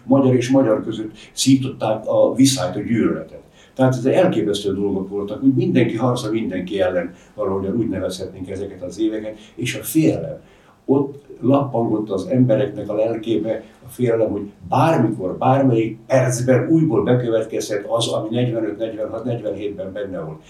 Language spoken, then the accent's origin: Hungarian; Zemplén, Košice Region, Slovakia; first language Hungarian; moved away; én Zemplénből származom, a Latorca és a Laborc folyók találkozásánál van az én szülőfalum